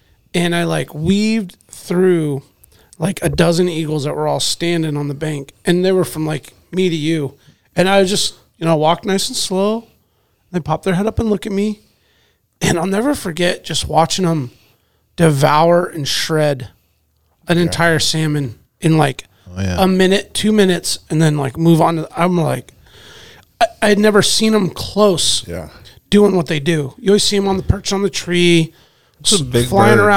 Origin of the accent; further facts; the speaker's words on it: Alaska, United States; as an Alaskan